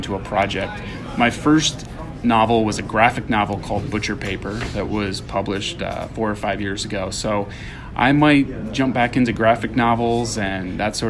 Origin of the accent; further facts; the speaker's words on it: Michigan, United States; my upbringing when I was growing up in Michigan